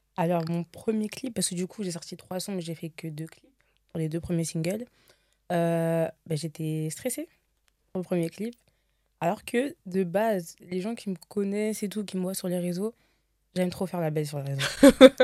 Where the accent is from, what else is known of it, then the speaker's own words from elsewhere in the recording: Seine-et-Marne, Île-de-France, France; je viens de Montreux, du coup, ouais. dans le 77